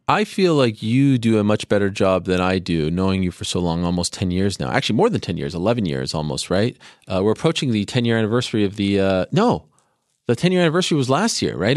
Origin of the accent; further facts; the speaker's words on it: Canada; moved away; when I was growing up in Canada